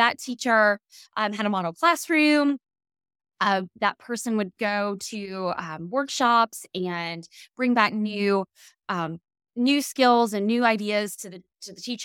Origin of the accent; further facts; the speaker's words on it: Louisiana, United States; also born or lived in Mississippi; I'm from Louisiana originally. Grew up here for the most part of my life, a short living overseas for my dad's job